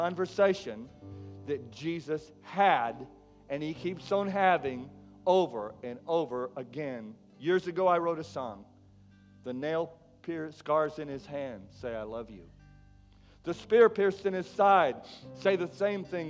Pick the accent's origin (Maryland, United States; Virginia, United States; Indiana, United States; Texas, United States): Texas, United States; McKinney; The world that I grew up in back in McKinney, Texas